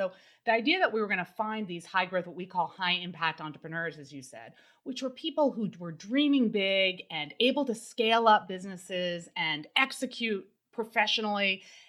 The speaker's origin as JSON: {"language": "English", "town": "Newton", "region": "Massachusetts", "country": "United States", "tie": "born or raised there", "said": "So my background, I grew up in Newton, Mass."}